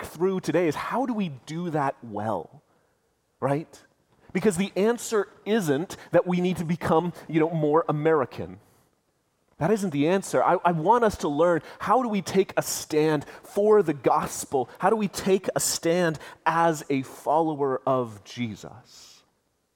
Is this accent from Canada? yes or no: yes; Canada; we as Canadians